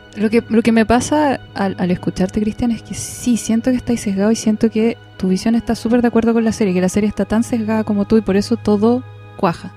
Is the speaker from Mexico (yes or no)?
no; Chile; soy chilena